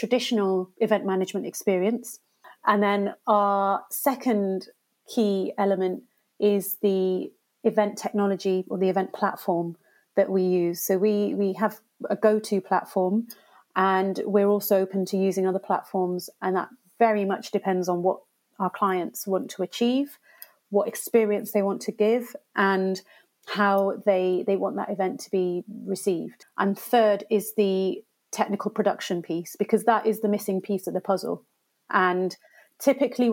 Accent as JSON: {"language": "English", "area": "Gloucestershire", "region": "South West England", "country": "United Kingdom", "tie": "born or raised there", "said": "So I was born and brought up in Gloucestershire"}